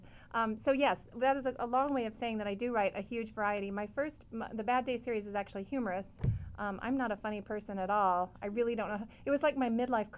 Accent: Missouri, United States; moved away; also born or lived in Danville, California; I grew up in Missouri

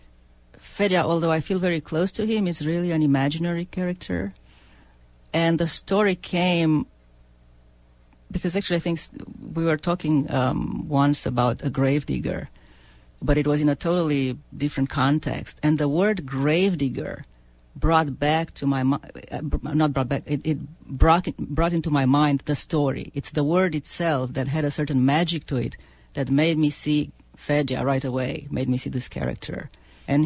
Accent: Romania; an Eastern European because I come from Romania

